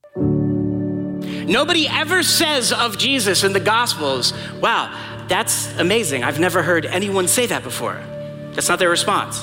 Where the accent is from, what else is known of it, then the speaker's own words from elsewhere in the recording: New York, United States; accent: New York; moved away; I'm originally from New York